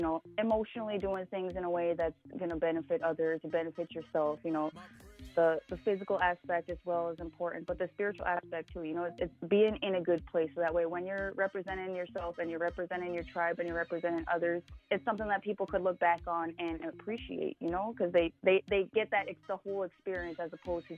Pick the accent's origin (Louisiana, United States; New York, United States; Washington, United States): Washington, United States; born there; I was born in Washington. My father was a military person, so we've lived in several different places throughout my lifetime.